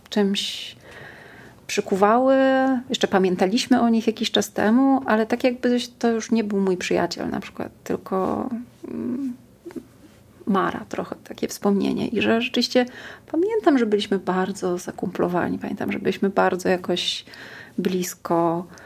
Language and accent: Polish; Warsaw, Masovian Voivodeship, Poland; wychowywałam na Ursynowie.